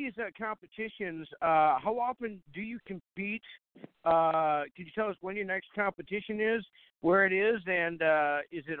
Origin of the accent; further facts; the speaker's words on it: Fargo, North Dakota, United States; here in my hometown